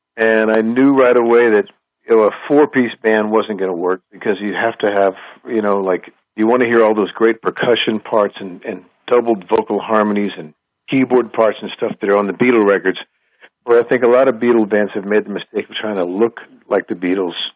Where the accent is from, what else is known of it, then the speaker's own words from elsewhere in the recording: Huntsville, Texas, United States; we were Texans and uh, in a small town called Huntsville, Texas